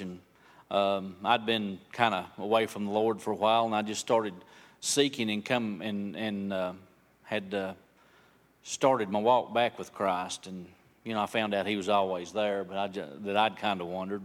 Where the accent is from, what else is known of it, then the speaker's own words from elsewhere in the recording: Bryson City, North Carolina, United States; also born or lived in Franklin; I've lived here in Bryson City all my life. Uh, I, since I was about three years old